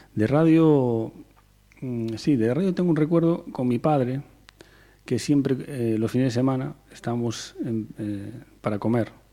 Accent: Teixeiro, Galicia, Spain; also born or lived in A Coruña; yo soy de Teixeiro. He vivido, me he criado en Teixeiro, un pueblo del concello de Curtis

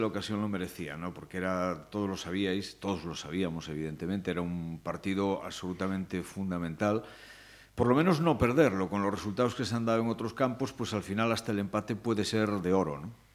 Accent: Cuntis, Galicia, Spain; de mi pueblo, de Cuntis

